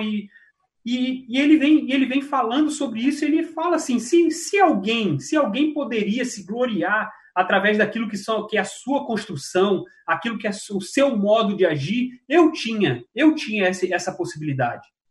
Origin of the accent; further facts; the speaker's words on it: Rio de Janeiro, Brazil; moved away; cidade onde eu nasci, no Rio de Janeiro, é, um, uma, um bairro da Zona Norte